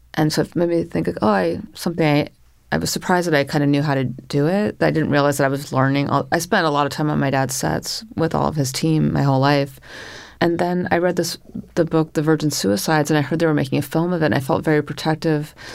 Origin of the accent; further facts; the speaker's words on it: Northern California, United States; also born or lived in Paris; now in New York, United States; I grew up in Northern California